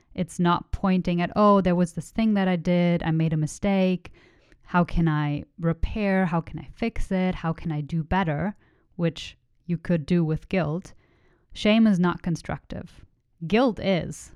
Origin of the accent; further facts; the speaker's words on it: Germany; first language German; English is a second language; moved away; I was born in Germany. I was raised in Germany